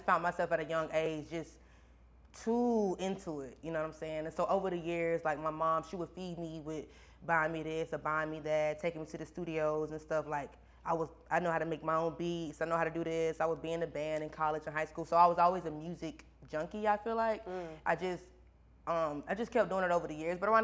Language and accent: English; Baxley, Georgia, United States; my hometown, Baxley